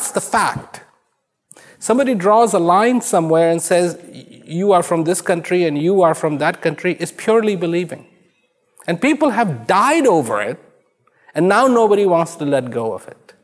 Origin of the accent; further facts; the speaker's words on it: India; I was born in India